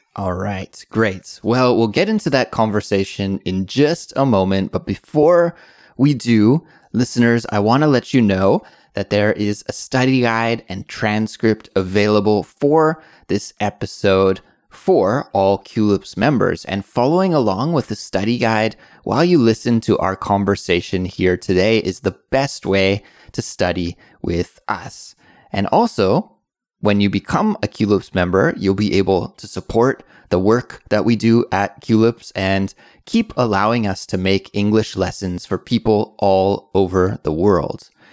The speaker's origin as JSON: {"language": "English", "region": "British Columbia", "country": "Canada", "tie": "born or raised there", "said": "In Canada, growing up"}